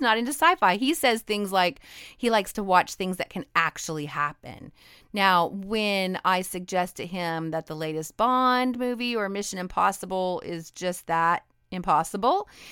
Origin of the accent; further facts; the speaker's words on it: Idaho, United States; I'm a Northwestern girl. I grew up in Idaho